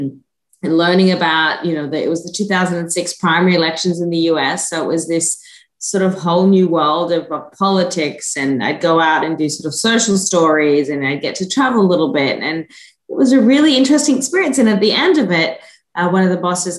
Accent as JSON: {"language": "English", "town": "Gordonvale", "region": "Queensland", "country": "Australia", "tie": "born or raised there", "also_born_or_lived": "Hunter Valley, New South Wales / Sydney, Australia", "moved": "as an adult", "lives_now": "South Carolina, United States", "said": "So, yeah, I was born in North Queensland. Both my parents are from a small town just outside of there. So most of my childhood was spent at a little place called Gordonvale, just outside of Cairns."}